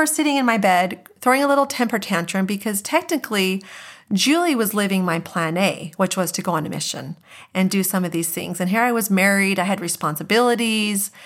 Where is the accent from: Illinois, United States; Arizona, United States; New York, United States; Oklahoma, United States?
Arizona, United States; Mesa; also born or lived in Gilbert, Arizona; We grew up in Mesa